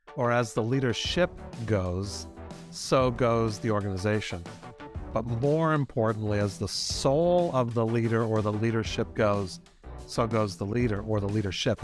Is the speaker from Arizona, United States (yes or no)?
no; Boston, Massachusetts, United States; I'm from Boston